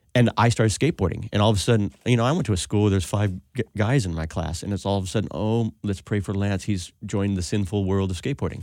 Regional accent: Alhambra, California, United States; also born or lived in Pasadena; I was born in Pasadena and lived in Alhambra my whole life

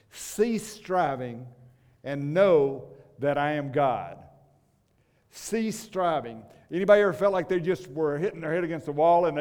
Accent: Kansas, United States; and I came from one of those states. You remember where Dorothy is? She's still flying somewhere. We came from Kansas, and it's one of those bad states.

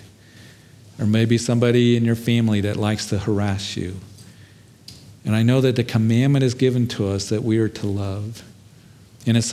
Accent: Kansas, United States; when I was a kid, growing up in Kansas

